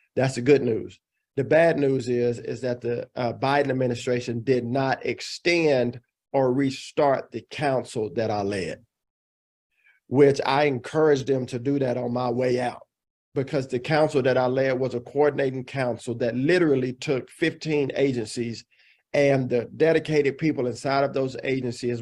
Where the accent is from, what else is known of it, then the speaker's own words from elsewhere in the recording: Dallas, Texas, United States; moved away as an adult; also born or lived in Illinois; I grew up here in the Dallas Fort Worth Metroplex. I'm fourth generation Texan, so I'm 100% Texas